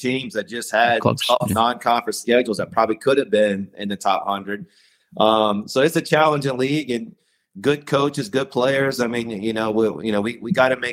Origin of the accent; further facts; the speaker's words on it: Virginia, United States; I'm from Virginia. My parents still live in Salem, Virginia.